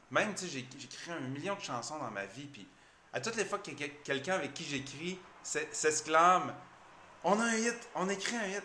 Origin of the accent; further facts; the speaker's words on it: Chicoutimi, Quebec, Canada; also born or lived in Chibougamau; Oui, je suis né à Chibougamau. J'ai grandi à Chicoutimi, je viens de Chibougamau.